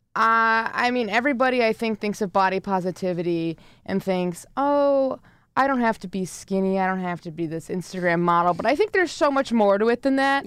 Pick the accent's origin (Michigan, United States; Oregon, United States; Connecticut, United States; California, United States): Connecticut, United States; now in Ithaca, United States; I'm from Connecticut